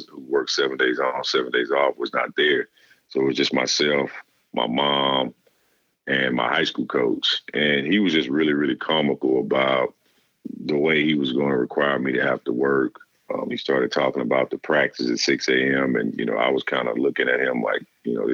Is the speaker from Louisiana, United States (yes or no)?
yes; Louisiana, United States; growing up in Louisiana where it's really a football state